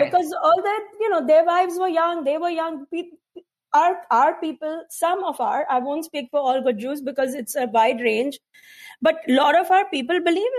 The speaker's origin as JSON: {"language": "English", "town": "Mumbai", "region": "Maharashtra", "country": "India", "tie": "born or raised there", "moved": "yes", "said": "So I grew up in South Bombay, super South Bombay, like Nepean Sea Road and the very, very, very affluent neighborhood."}